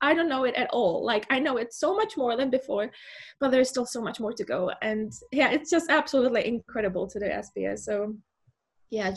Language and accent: English; Czechia; moved away as an adult; now in Muizenberg, South Africa; I am from the Czech Republic.